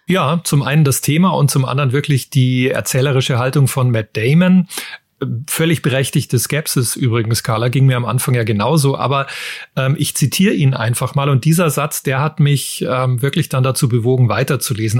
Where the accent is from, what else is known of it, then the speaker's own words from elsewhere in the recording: Germany; bei uns in Deutschland